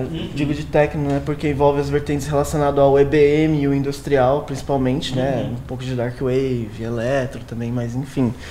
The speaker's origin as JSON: {"language": "Portuguese", "region": "São Paulo", "country": "Brazil", "said": "Sim, eu sou daqui de São Paulo."}